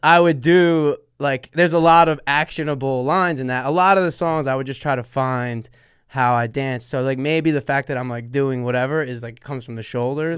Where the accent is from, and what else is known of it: Sayreville, New Jersey, United States; born or raised there